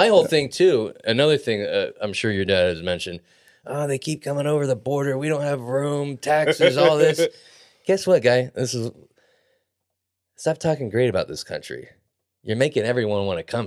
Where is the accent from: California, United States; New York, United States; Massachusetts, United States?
California, United States; Pleasanton; also born or lived in Montezuma; I grew up in Pleasanton